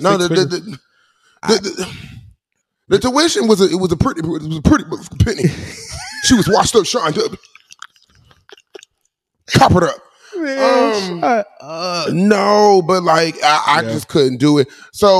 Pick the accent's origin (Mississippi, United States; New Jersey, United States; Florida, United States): Florida, United States; Opa-locka; I'm from Oprah-Locka, home of the choppers.